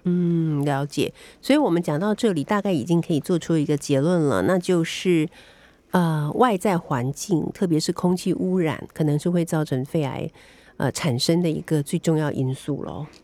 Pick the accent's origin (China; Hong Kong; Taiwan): Taiwan; 我们台湾人很喜欢吃的东西